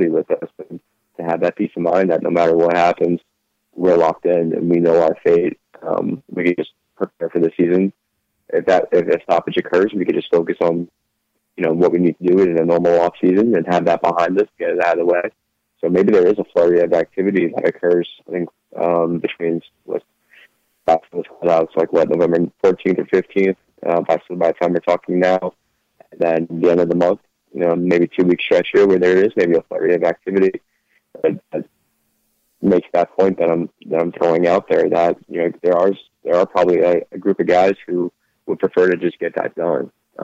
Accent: New York, United States; I grew up in New York

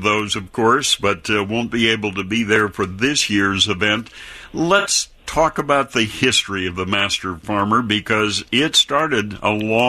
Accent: Wisconsin, United States; I grew up on the Wisconsin Dairy Farm

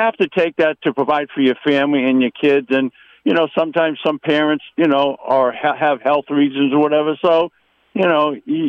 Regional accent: Boston, Massachusetts, United States; moved away; I'm originally from Boston.

